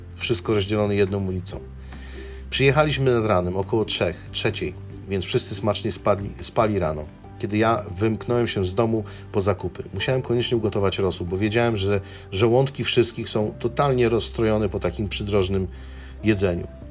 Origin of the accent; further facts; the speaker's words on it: Poland; moved away as an adult; now in Chicago, United States; jestem z Polski